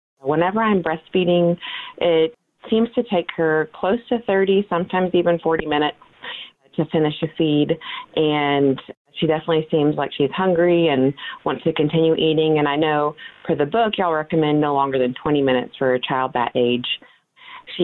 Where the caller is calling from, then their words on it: Woodstock, Georgia, United States; I'm from Woodstock, Georgia.